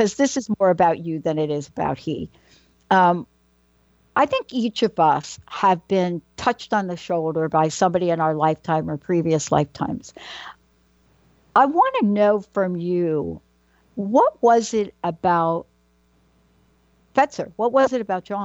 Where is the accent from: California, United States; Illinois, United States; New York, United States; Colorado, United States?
New York, United States; New York City; growing up in New York, right, I grew up in the Bronx